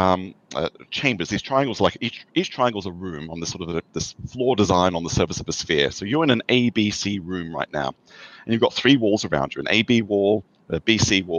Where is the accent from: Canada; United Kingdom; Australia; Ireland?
Australia; moved away as an adult; now in United States; I have an accent. I grew up in Australia and came to the US 30 years ago for my PhD